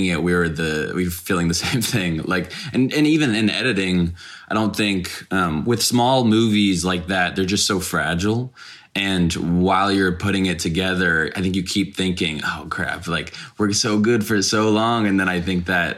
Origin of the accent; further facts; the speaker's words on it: Dallas, Texas, United States; I grew up in Dallas